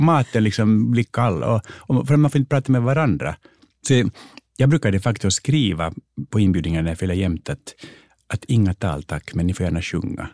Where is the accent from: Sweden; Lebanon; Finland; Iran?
Finland; moved away; also born or lived in United States; jag är finlandssvensk